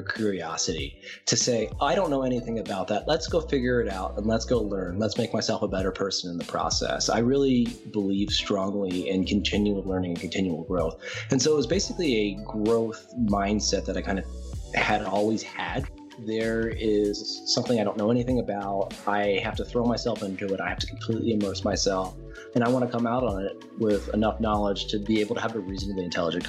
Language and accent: English; Atlanta, Georgia, United States; moved away as an adult; now in Colorado, United States; I grew up mostly in Atlanta, Georgia from ages 6 onward